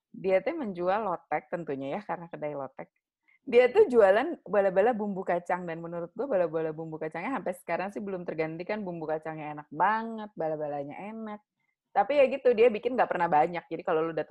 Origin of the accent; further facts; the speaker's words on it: Lampung, Indonesia; Gue tuh waktu kecil di Lampung gue sering makan lotek